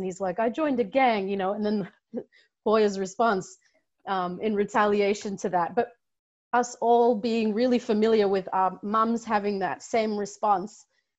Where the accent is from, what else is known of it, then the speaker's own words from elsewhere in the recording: Canberra, Australian Capital Territory, Australia; moved away; also born or lived in Melbourne, Australia; I grew up in Canberra, Australia, with a tiny Somali population. I think we even knew everyone from Somalia. And not that there wasn't a rootedness to that culture, but my parents intentionally made the choice to move us to Melbourne